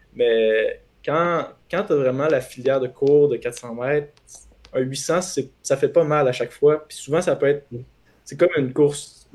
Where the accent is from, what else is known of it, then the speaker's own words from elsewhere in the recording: Quebec City, Quebec, Canada; je suis de Québec